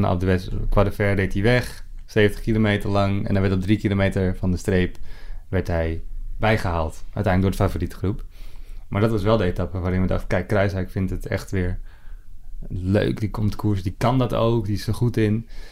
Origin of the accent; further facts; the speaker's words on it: Netherlands; wij dat als, als, als Nederlanders